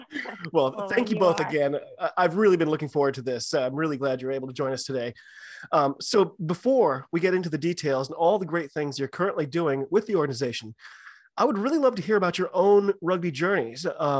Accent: United States; I'm an American rugby fan

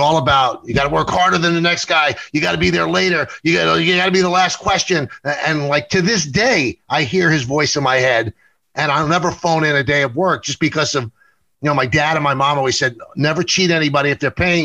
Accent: New York City, New York, United States; I grew up in the South Bronx

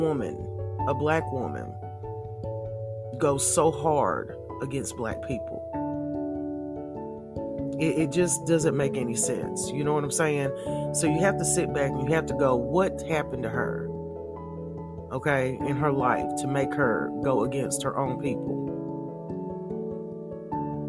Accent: the South, United States; Growing up in the South, I'm still living in the South

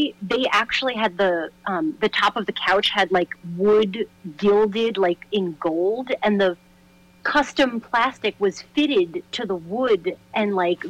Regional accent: New York City, New York, United States; So I grew up in Brooklyn, New York, in like the Bay Ridge area of Brooklyn. And my family, you know, they're Italian. They immigrated here. So my dad's side, I think I'm technically first generation on that side.

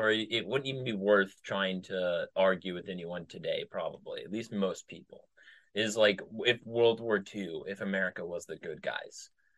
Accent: Midwest, United States; I'm from the Midwest, and I knew a lot of people in the military from the Midwest.

